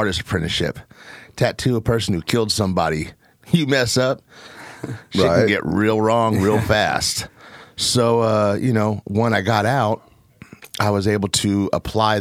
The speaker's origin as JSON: {"language": "English", "town": "Portland", "region": "Oregon", "country": "United States", "tie": "born or raised there", "also_born_or_lived": "Seattle", "said": "I grew up in Northeast Portland until I was about 12, 13 years old, back through the 70s and 80s when it really was the hood"}